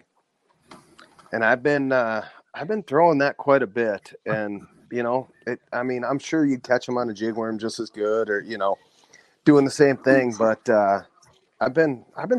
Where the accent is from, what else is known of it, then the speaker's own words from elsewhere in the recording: Hampton, Minnesota, United States; I grew up in Hampton